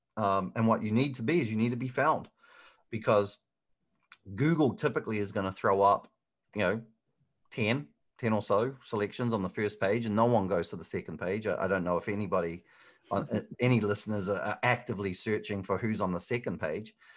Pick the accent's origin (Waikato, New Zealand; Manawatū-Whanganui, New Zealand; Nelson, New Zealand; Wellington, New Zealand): Waikato, New Zealand; Hamilton; moved away as an adult; also born or lived in Auckland, New Zealand; now in Phoenix, United States; originally, I'm from Hamilton, New Zealand.